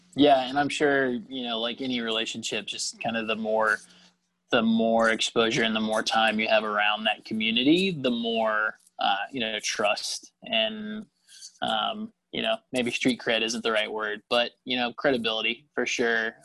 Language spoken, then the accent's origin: English; Lilburn, Georgia, United States; I grew up uh, here in Lilburn, so not too far away